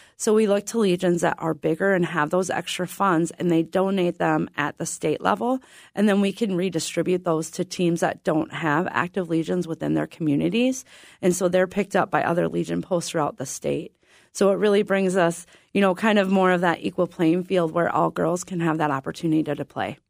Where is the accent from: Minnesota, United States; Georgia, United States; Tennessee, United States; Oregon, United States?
Minnesota, United States; Adams; climb the silo and we can see Iowa